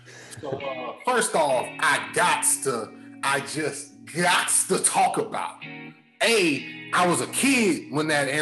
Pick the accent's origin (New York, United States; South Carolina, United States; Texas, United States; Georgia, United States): Georgia, United States; Atlanta; … because I'm from Atlanta.